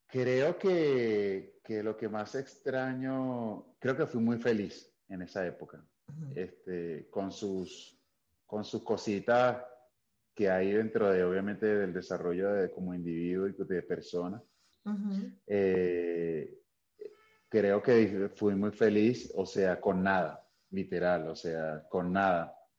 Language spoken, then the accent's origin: Spanish; Caracas, Capital District, Venezuela; also born or lived in Barlovento, Venezuela; now in Mexico; yo, crecí en Venezuela, Caracas, en un barrio que se llama Pinto Salinas